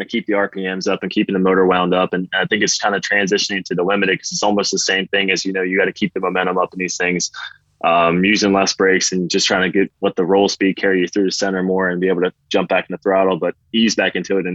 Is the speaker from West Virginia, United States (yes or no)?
yes; Martinsburg, West Virginia, United States; I'm a West Virginia kid. I'm born and raised in West Virginia, and I love that area to death